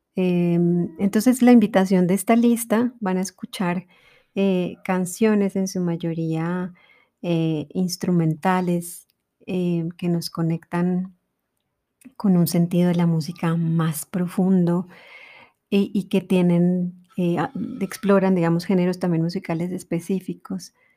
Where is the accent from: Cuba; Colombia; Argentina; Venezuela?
Colombia